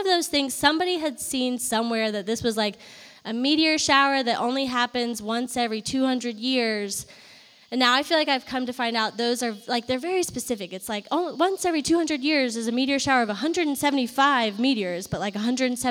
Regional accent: Virginia, United States; also born or lived in Atlanta, Georgia / Athens, Georgia; now in Richmond, United States; I grew up in Virginia.

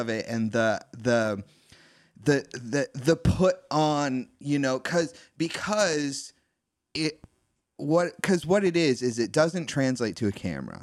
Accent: East Coast, United States; growing up on the East Coast

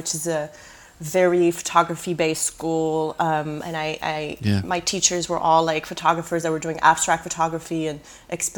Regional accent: Canada; moved away as an adult; also born or lived in Quebec City, Canada / San Francisco, United States; now in Brooklyn, United States; I'm Canadian, but I don't really have a career in Canada because I've been here for a while

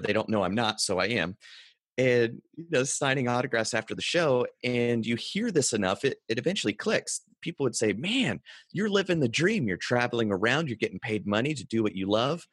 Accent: North Carolina, United States; I grew up in North Carolina on a dirt road in a single wide

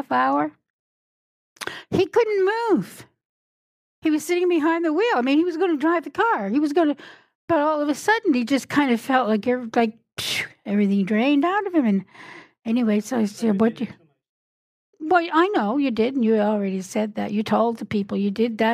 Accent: Newfoundland and Labrador, Canada; I'm from Newfoundland

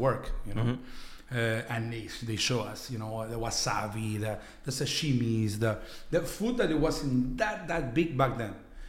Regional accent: Lima, Peru; now in Montreal, Canada; I was born in Lima.

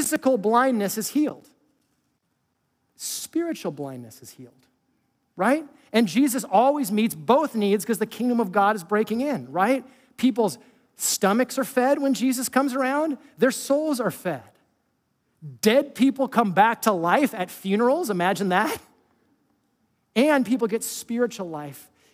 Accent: California, United States; I was from California

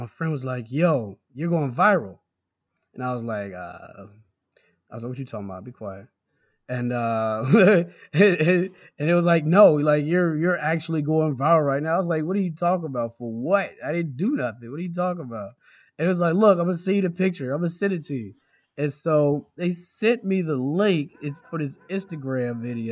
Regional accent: Jacksonville, Florida, United States; now in Baltimore, United States; I grew up in Jacksonville, Florida.

